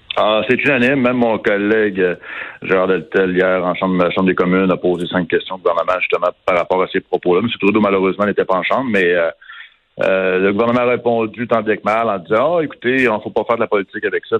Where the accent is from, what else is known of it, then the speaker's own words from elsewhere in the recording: Canada; en tant que Canadien